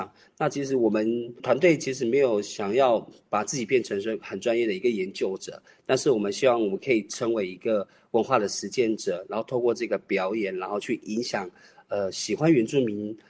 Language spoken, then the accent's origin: Chinese; Tai'an, Miaoli County, Taiwan; 我是来自苗栗泰安的泰雅族，